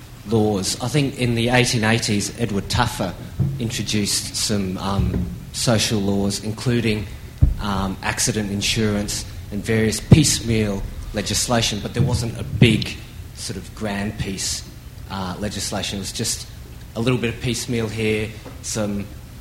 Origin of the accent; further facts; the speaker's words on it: Australia; accent: Australian; It's my Australian accent, sorry.